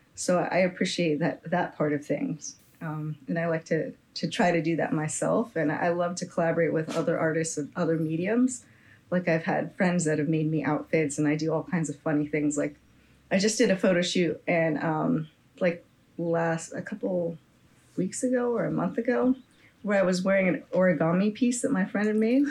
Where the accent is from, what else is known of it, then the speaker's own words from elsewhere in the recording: Bay Area, California, United States; I'm just from the Bay Area here